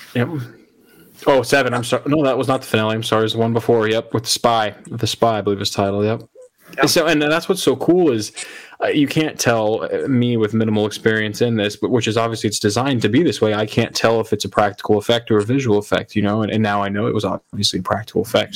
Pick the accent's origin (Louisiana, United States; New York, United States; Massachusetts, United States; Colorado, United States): Colorado, United States; moved away as an adult; now in Florida, United States; I'm originally from Colorado.